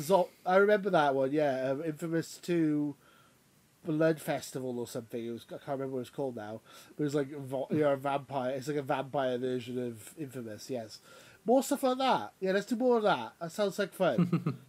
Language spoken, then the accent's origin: English; United Kingdom; we're not Americans, we're British